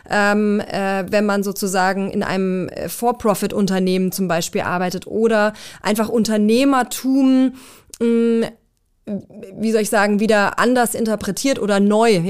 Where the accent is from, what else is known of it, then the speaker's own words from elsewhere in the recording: Swabian Jura, Baden-Württemberg, Germany; also born or lived in Erzgebirge near Zwickau, Saxony; Äh, auf der Schwäbischen Alb dann.